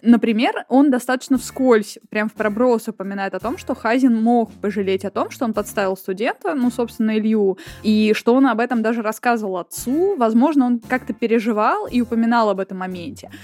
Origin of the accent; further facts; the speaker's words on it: Voronezh, Voronezh Oblast, Russia; moved away; Я из Воронежа, вообще оригинали, так сказать, и я, конечно, туда время от времени приезжаю